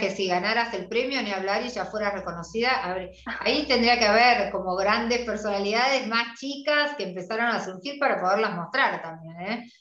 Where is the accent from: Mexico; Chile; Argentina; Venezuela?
Argentina; somos las argentinas